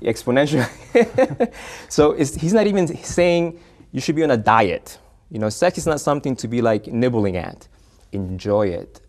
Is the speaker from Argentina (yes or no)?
yes; Argentina; now in United States; originally from the Argentina, but, uh, I'm a U S citizen now